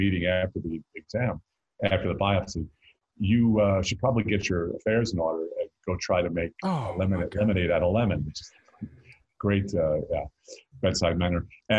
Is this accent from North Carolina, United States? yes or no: yes; North Carolina, United States; accent: North Carolina; It took me years to train my North Carolina root, my accent out of me.